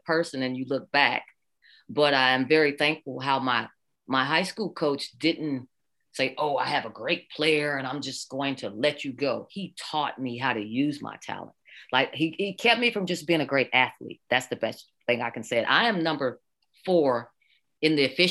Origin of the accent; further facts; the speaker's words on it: Oklahoma, United States; I'm born and raised in Oklahoma